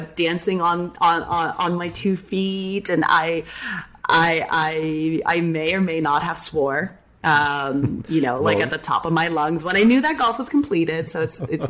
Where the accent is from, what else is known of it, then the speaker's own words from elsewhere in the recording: San Jose, California, United States; now in Orlando, United States; being born and raised in San Jose